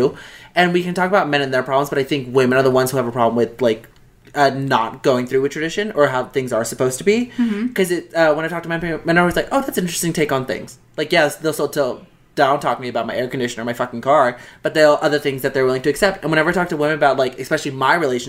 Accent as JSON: {"language": "English", "country": "United States", "said": "I'm an American"}